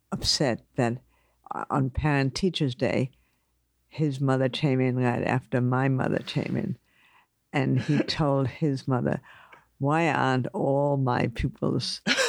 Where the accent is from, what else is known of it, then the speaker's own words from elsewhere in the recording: New York City, New York, United States; also born or lived in Germany; I grew up mainly in Manhattan on Riverside Drive, though I was born in Germany